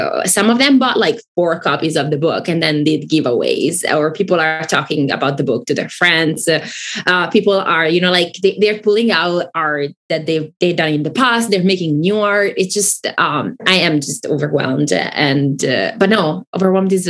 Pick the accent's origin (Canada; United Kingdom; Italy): Italy; English is a second language; moved away; I grew up in Italy and I didn't grow up speaking English. Like, I learned English when I was in my teens.